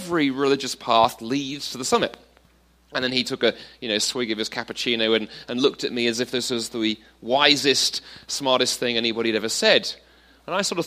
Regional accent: London, United Kingdom; moved away as an adult; also born or lived in Toronto, Canada; I grew up in London, then I lived in Toronto for 7 years until quite recently.

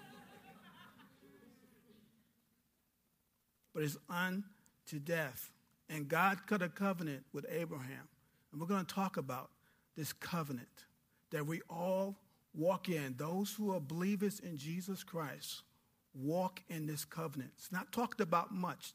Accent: New York, United States; moved away as an adult; a young kid from New York going into the Air Force with an attitude, because I'm from New York

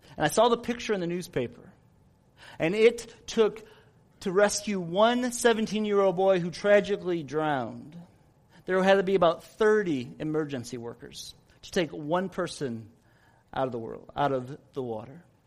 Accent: United States; we as American Christians

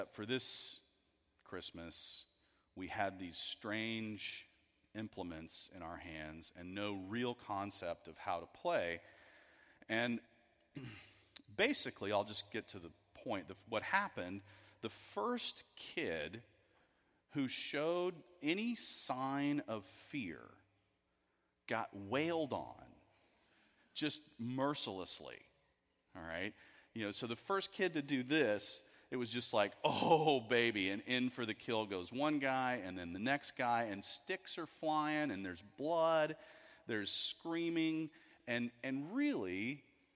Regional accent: Houston, Texas, United States; I grew up in Houston, Texas

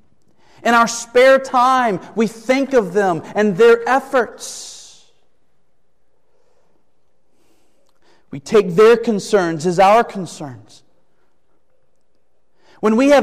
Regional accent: United States; As American citizens

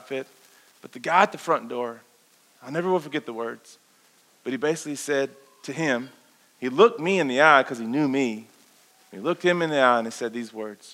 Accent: Kentucky, United States; we grew up in the Bible Belt, guys. We grew up here in this wonderful place called Kentucky.

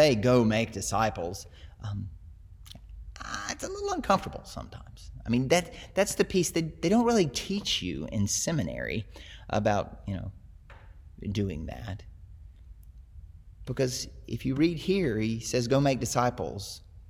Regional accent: the South, United States; I grew up in the South, where it's Christian culture

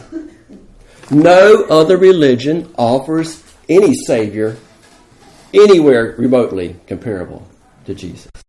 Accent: United States; I'm as American as you are

